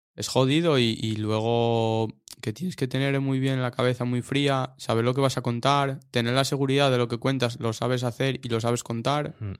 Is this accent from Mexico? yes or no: no; Mieres, Asturias, Spain; yo soy de Mieres, Mieres. Nací allí, vivo allí, de momento